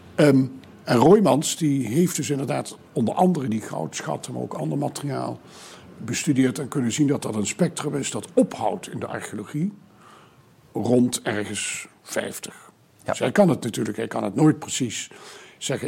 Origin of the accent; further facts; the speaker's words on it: southern Netherlands, Netherlands; ik kom zelf uit Zuid-Nederland en heb dus zelf als kind ook echt in processies meegelopen